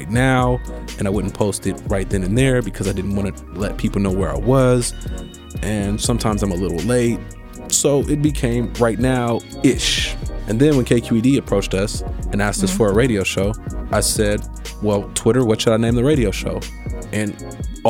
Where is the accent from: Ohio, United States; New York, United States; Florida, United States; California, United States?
California, United States; Oakland; As a kid growing up in Oakland, I knew about the Black Panther Party.